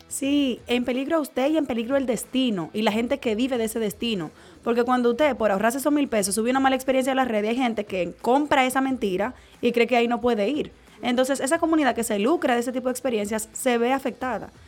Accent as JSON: {"language": "Spanish", "country": "Dominican Republic", "said": "como dominicanos y como caribeños y como latinos"}